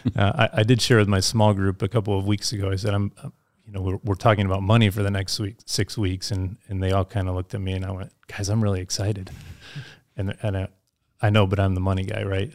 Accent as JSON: {"language": "English", "town": "Holland", "region": "Michigan", "country": "United States", "tie": "born or raised there", "also_born_or_lived": "Colorado", "moved": "yes", "said": "I grew up in Michigan. Um, in the west side of Michigan"}